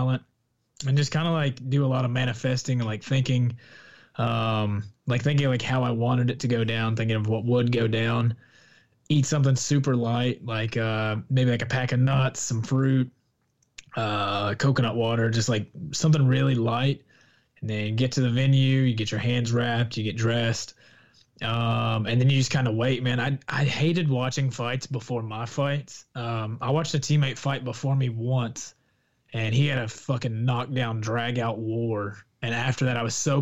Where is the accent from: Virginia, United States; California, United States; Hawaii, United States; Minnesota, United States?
Virginia, United States; Southwest; moved away as an adult; also born or lived in Phoenix, Arizona / Salisbury, North Carolina; now in Florida, United States; I grew up in a small little town in Southwest Virginia, in the Appalachian Mountains